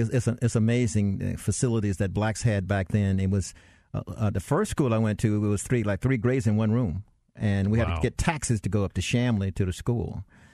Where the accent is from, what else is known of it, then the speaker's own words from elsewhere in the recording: the South, United States; When I was growing up in the South, it was really bad.